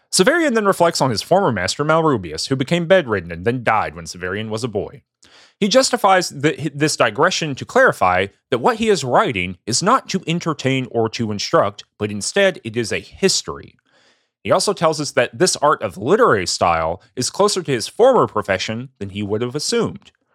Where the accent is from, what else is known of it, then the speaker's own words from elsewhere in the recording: the South, United States; I'm from the South